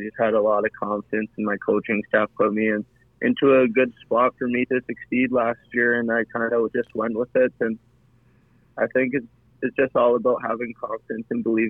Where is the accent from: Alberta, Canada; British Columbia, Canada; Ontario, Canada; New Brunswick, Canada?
British Columbia, Canada; Kelowna; When I was little growing up in Kelowna, I was the biggest Rockets fan